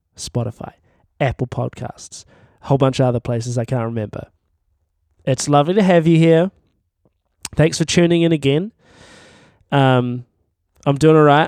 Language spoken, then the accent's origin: English; Timaru, Canterbury, New Zealand; I'm from Timaru